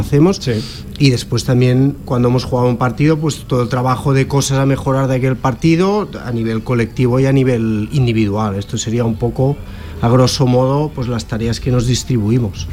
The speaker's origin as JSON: {"language": "Spanish", "region": "Catalonia", "country": "Spain", "moved": "as an adult", "lives_now": "Zaragoza, Spain"}